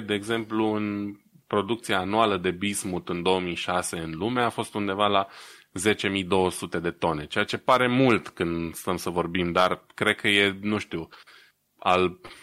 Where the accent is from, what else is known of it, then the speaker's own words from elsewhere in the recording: Romania; moved away; ca român din diaspora